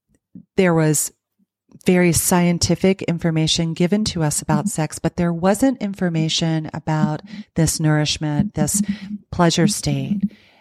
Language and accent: English; the South, United States; I grew up in the South as a woman